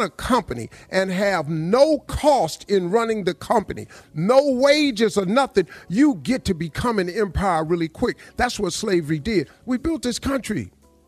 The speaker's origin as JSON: {"language": "English", "town": "Welch", "region": "West Virginia", "country": "United States", "tie": "born or raised there", "said": "I grew up in Welch, West Virginia."}